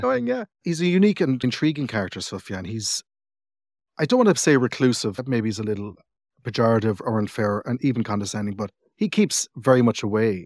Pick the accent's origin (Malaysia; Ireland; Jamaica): Ireland; Cork, Munster; also born or lived in England; I grew up in Cork